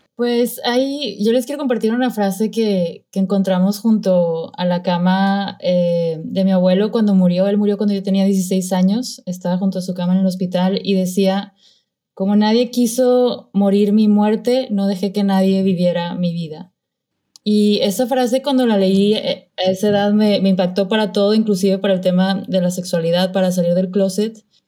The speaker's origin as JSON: {"language": "Spanish", "town": "Monterrey", "region": "Nuevo León", "country": "Mexico", "moved": "yes", "said": "soy de Monterrey"}